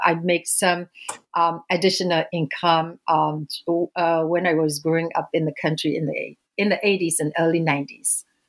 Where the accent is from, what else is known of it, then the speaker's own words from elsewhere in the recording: Myanmar; moved away; I was born and raised in Burma, uh, which is now known as Myanmar